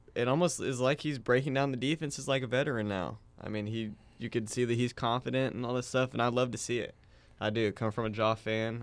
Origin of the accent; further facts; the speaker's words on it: Tulsa, Oklahoma, United States; I'm from Tulsa, um, here at O S U